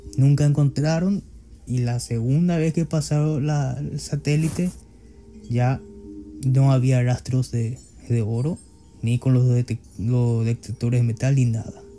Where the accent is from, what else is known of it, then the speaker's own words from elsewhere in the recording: Paraguay; en mi país